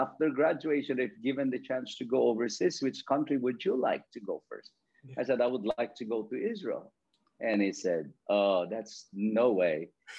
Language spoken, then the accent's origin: English; Philippines; now in Isle of Man; I grew up in the farm. I grew up in the countryside where my parents or most people in my place are farmers.